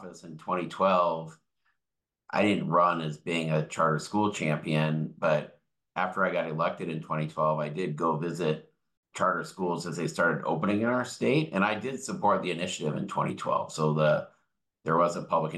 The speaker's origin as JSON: {"language": "English", "town": "Tukwila", "region": "Washington", "country": "United States", "tie": "born or raised there", "said": "I grew up in Tukwila, which is kind of the town next to the airport in Seattle, and very diverse community."}